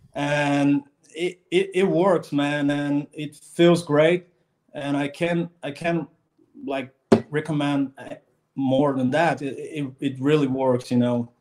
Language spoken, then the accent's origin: English; Brazil; I'm from Brazil